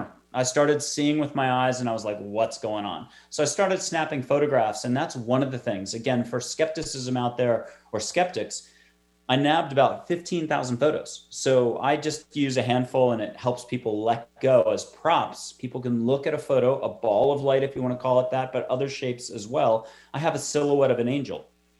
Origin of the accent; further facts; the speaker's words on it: East Coast, United States; moved away as an adult; also born or lived in New York City; now in Texas, United States; I'm from the East Coast. I'm in Texas now